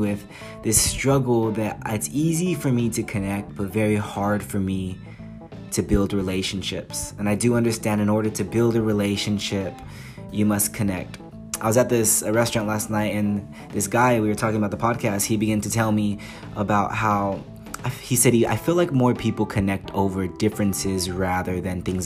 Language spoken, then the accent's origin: English; United States; moved away as an adult; now in England; I'm the American